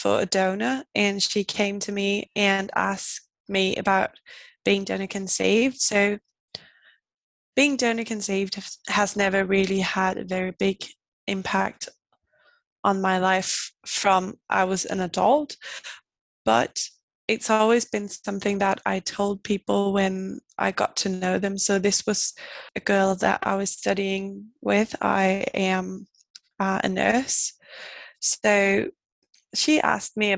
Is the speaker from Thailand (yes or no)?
no; Denmark; I am 25 and I'm from Denmark